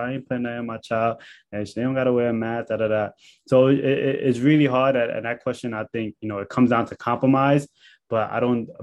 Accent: New York City, New York, United States; me growing up in Canarsie, Brooklyn

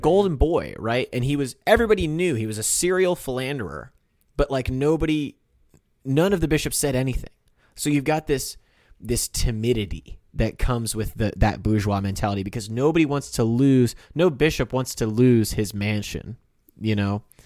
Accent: United States; we grew up in the Catholic Church in America

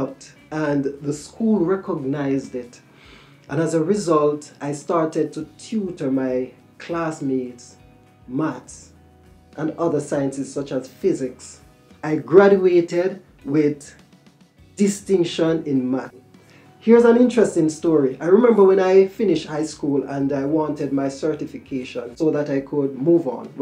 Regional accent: Kingston, Jamaica; I was born in Kingston, Jamaica, in the late 70s.

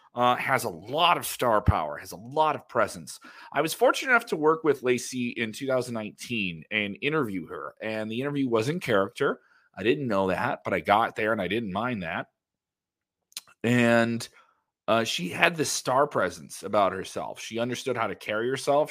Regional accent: Ireland; I'm Irish

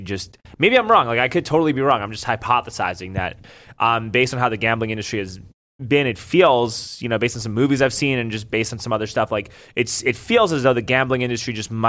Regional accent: New York City, New York, United States; moved away as an adult; now in Austin, United States; I moved here from New York

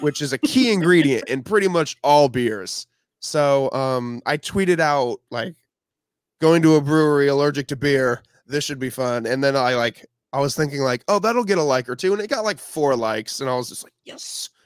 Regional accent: Champaign, Illinois, United States; I am from the Midwest as well. Um, I was born in, uh, Champaign, Illinois.

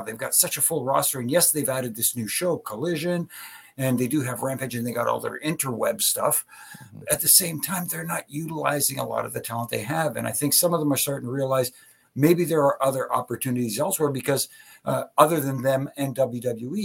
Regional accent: Ontario, Canada; I'm from Ontario.

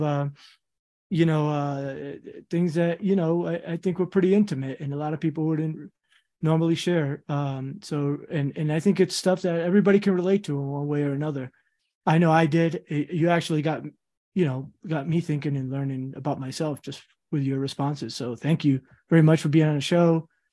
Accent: Central Falls, Rhode Island, United States; also born or lived in Queens, New York; Central Falls, Rhode Island is where I went, like, high school and all that, what I kinda call home

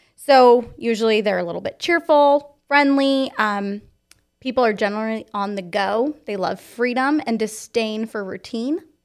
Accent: Fallbrook, California, United States; I was born in Fall Brook, California

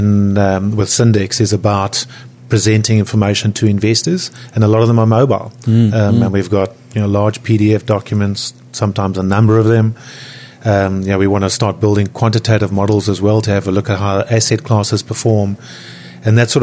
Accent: South Africa; now in New Zealand; I'm originally from South Africa

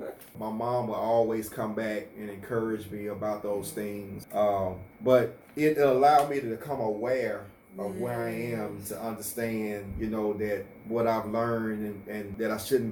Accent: Monroe, Louisiana, United States; I grew up here in Monroe. Monroe is my home. In the Booker T community, wonderful parents growing up. I graduated from Carroll High School in Monroe in 92

